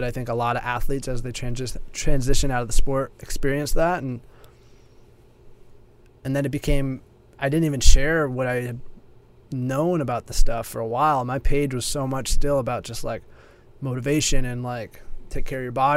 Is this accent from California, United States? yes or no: yes; California, United States; I moved across the country back to my home state in California